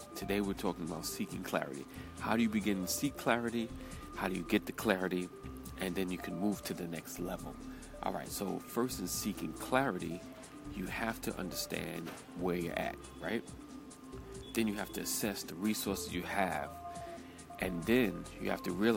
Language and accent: English; New York, United States; accent: New York; my New York accent